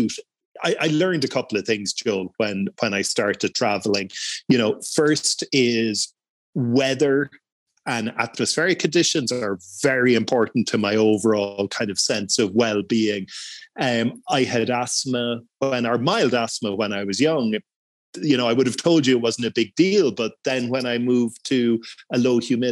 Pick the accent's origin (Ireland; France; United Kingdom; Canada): Ireland; also born or lived in Mexico / Portugal; I'm Irish